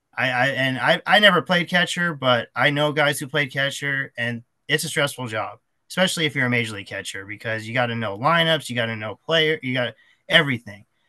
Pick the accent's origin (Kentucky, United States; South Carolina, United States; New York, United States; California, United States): California, United States; Anaheim; I grew up in Anaheim, and I'm I still live here